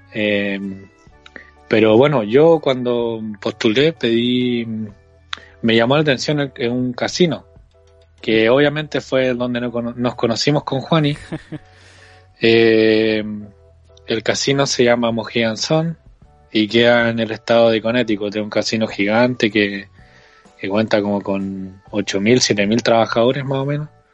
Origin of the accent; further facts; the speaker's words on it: Concepción, Biobío, Chile; tengo 27 años de edad y soy de Concepción, Chile